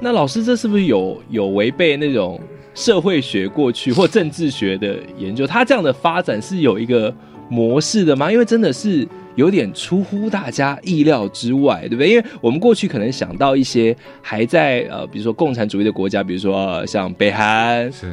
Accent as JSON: {"language": "Chinese", "country": "Taiwan", "said": "我们台湾人"}